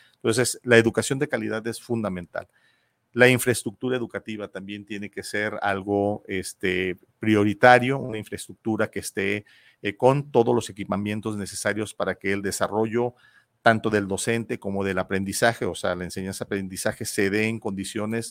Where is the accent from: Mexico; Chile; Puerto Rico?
Mexico; Guadalajara, Jalisco; Yo viví de joven en, la, en el barrio de San Juan Bosco